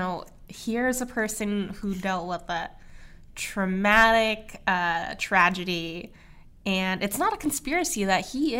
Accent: Los Angeles, California, United States; I grew up in Los Angeles, but I never really went to Orange County that often.

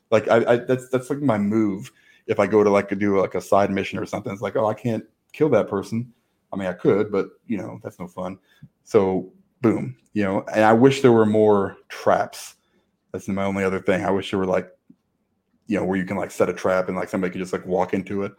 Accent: Chicago, Illinois, United States; I'm from Chicago

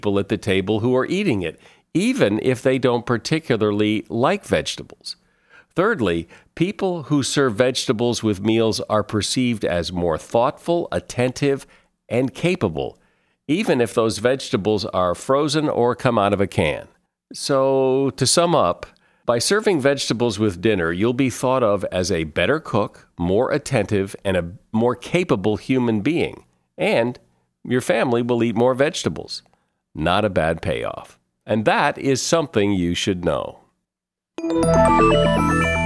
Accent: United States; I'm American

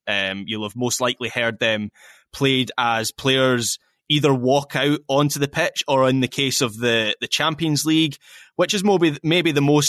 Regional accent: Scotland, United Kingdom; I am a Scottish football fan and that Scotland's last World Cup was the 98 World Cup

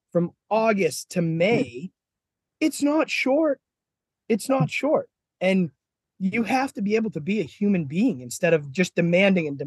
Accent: Boston, Massachusetts, United States; I'm an Irish guy from Boston

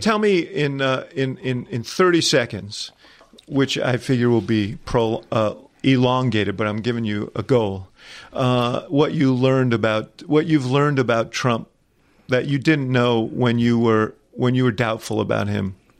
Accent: New York, United States; I grew up in New York

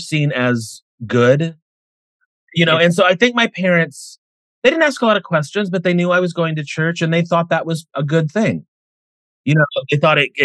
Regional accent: Indiana, United States; moved away as an adult; now in Los Angeles, United States; I grew up in a really small town in Indiana

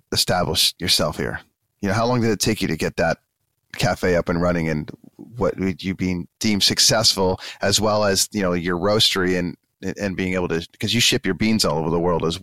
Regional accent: Canada; I'm from Canada and I'm in Vancouver

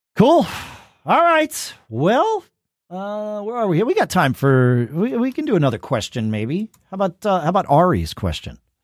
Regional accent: United States; I'm an American

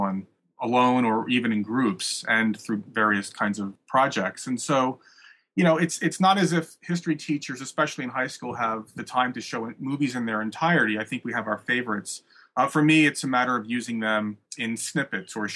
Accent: Atlantic City, New Jersey, United States; moved away; also born or lived in Maryland / Charlottesville, Virginia; I grew up in Atlantic City, New Jersey, on the beach

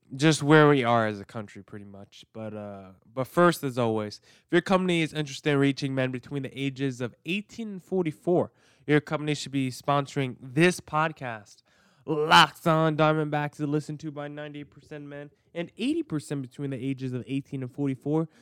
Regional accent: New Jersey, United States; I grew up in New Jersey. I grew up in the suburbs

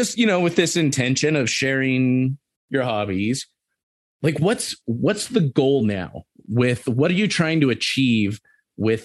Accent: Southern California, United States; moved away as an adult; now in Montana, United States; I grew up in Southern California. I grew up going to the beach and stuff

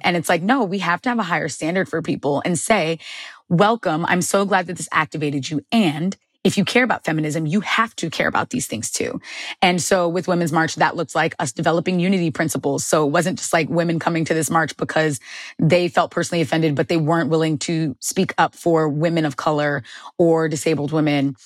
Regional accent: Long Island, New York, United States; born or raised there

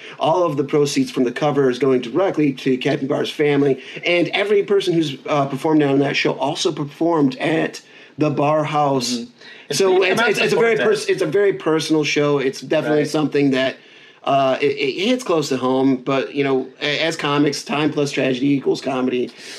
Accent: Baraboo, Wisconsin, United States; my hometown of Baraboo, Wisconsin.

